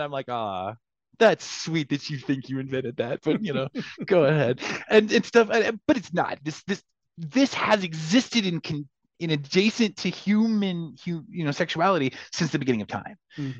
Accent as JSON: {"language": "English", "region": "North Central Texas", "country": "United States", "tie": "born or raised there", "said": "growing up in North Central Texas, kinky and queer and punk rock"}